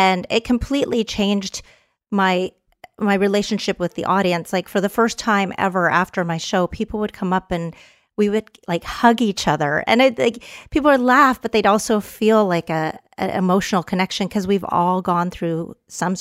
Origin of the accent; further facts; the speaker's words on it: Canada; also born or lived in Texas; now in Los Angeles, United States; I'm a Canadian Texan